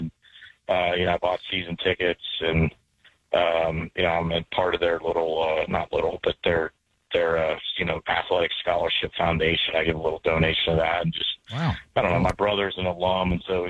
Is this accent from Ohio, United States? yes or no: yes; Southeast Ohio, United States; moved away as an adult; I grew up in Southeast Ohio, 40 minutes down the Ohio River. It's kind of the same region as Huntington yeah. National, Ironton, Tri-State.